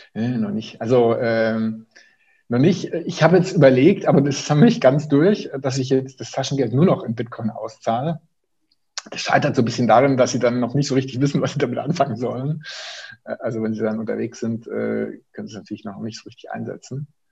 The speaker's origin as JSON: {"language": "German", "region": "Swabia", "country": "Germany", "moved": "yes", "lives_now": "Bonn, Germany", "said": "ich bin Schwabe"}